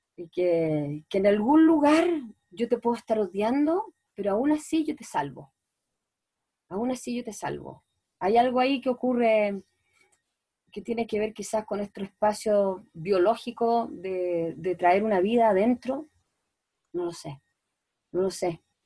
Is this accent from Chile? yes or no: yes; Chile; soy una cara chilena de, la chilena popular